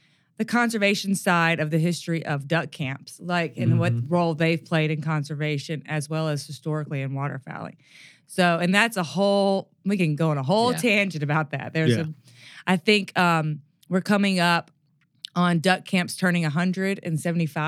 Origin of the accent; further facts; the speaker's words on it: Mississippi Delta, United States; I grew up in the Mississippi Delta